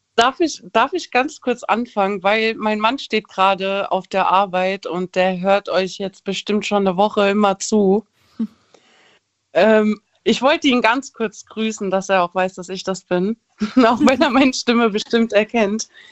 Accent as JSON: {"language": "German", "town": "Frankfurt", "region": "Hesse", "country": "Germany", "said": "ich komme aus Frankfurt"}